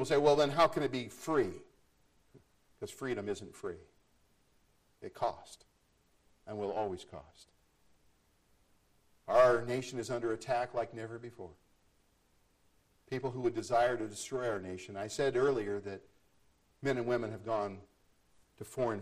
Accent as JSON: {"language": "English", "country": "United States"}